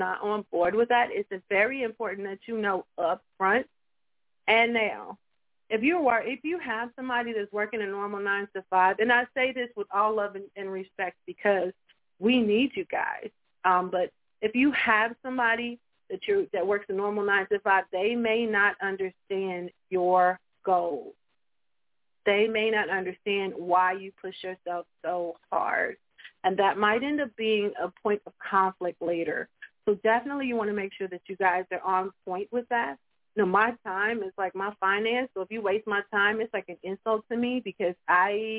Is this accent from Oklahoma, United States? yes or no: yes; Tulsa, Oklahoma, United States; I am from Tulsa, Oklahoma